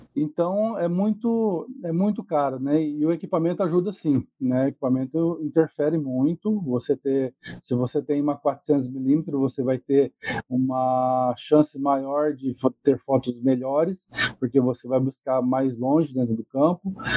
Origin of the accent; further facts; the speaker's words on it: Andirá, Paraná, Brazil; moved away; lá de Andirá, cidade onde eu morei do, mais, por mais de 20 anos, né? Minha cidade, na minha terra natal